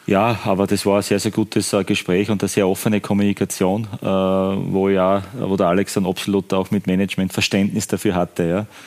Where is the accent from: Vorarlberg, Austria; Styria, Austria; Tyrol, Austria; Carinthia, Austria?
Styria, Austria; für mich als Steirer